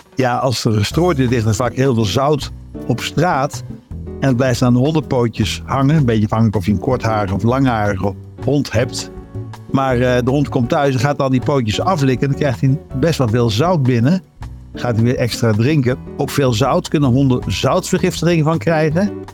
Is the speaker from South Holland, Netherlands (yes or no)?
no; Zeeland, Netherlands; now in Utrecht, Netherlands; ik woon zelf in Utrecht, maar ik ben opgegroeid in Zeeland